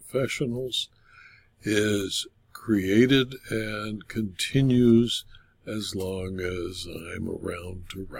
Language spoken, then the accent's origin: English; Culver City, California, United States; Culver City, California, my hometown